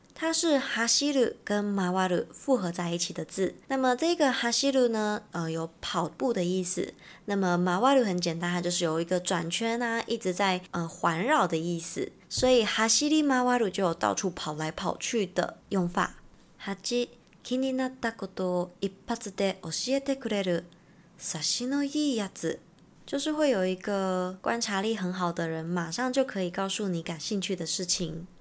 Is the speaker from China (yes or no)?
no; Taiwan; 我们是从台湾来的